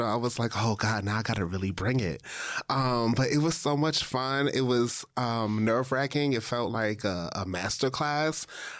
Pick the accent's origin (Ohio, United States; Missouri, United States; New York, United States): New York, United States; And it was like my first time working in New York because, I'm from New York.